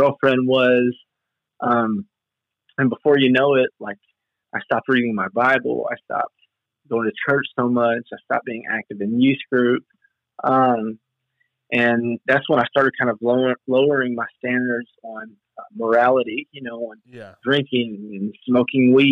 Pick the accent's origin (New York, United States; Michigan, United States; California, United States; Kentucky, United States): Kentucky, United States; Western; I'm from Western Kentucky.